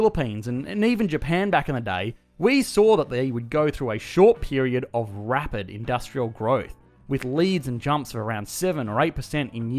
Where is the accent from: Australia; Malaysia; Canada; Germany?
Australia; I, as an Australian